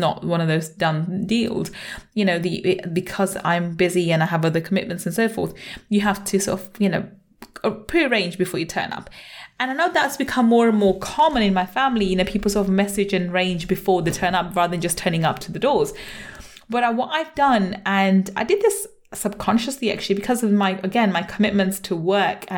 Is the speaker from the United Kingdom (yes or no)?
yes; London, United Kingdom; also born or lived in Manchester; I was born in Manchester and grew up in London